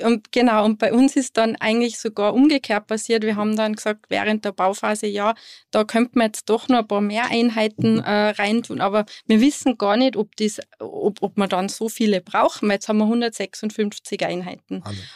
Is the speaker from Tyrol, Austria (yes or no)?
yes; Going am Wilden Kaiser, Tyrol, Austria; also born or lived in Sydney, Australia / California, United States; wir sind ja im Betrieb aufgewachsen